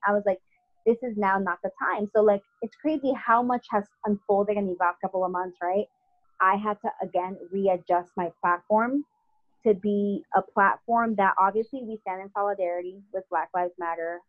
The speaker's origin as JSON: {"language": "English", "region": "South Florida", "country": "United States", "tie": "born or raised there", "also_born_or_lived": "Paterson, New Jersey", "moved": "as an adult", "lives_now": "New York City, United States", "said": "when I grew up in South Florida"}